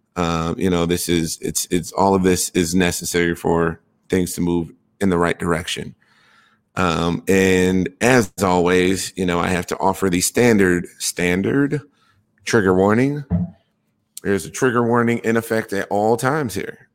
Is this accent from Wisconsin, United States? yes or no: yes; Wisconsin, United States; my home state